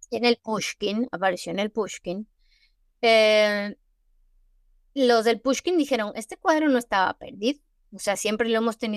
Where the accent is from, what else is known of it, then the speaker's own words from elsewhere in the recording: Mexico; Porque yo soy, yo soy mexicana. mi alma es mexicana.